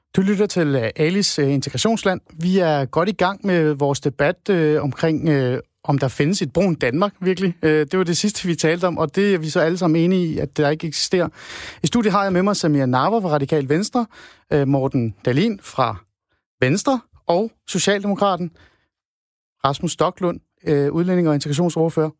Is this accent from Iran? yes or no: yes; Iran; now in Denmark; jeg kommer oprindeligt fra Iran, som en, et brun dansker